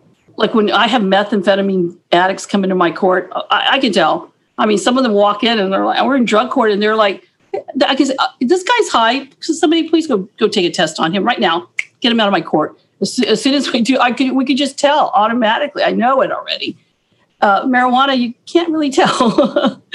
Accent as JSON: {"language": "English", "country": "Guam", "tie": "born or raised there", "also_born_or_lived": "Hawaii", "said": "I was born there, but I'm Chamorro. I'm from Guam. I'm Chamorro. I'm Pohnpeian, but I'm from Guam and I grew up on Guam"}